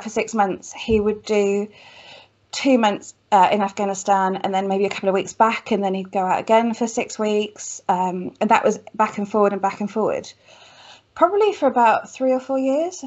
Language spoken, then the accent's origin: English; Cheltenham, South West England, United Kingdom; moved away; I grew up in lovely Cheltenham, what feels like a lifetime ago